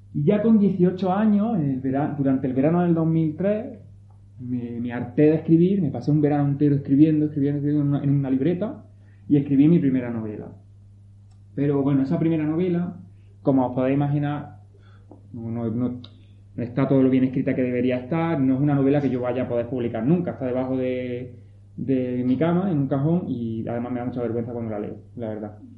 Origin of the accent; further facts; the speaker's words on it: Pinos Puente, Andalusia, Spain; moved away; Soy de Pino